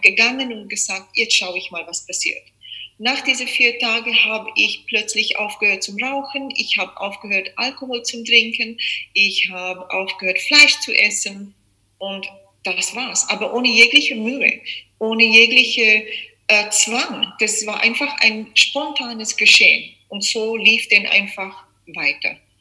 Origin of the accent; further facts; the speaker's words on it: South Africa; moved away as an adult; also born or lived in Czech Republic; now in Austria; geboren bin ich in Tschechien, aufgewachsen in Südafrika mein Leben lang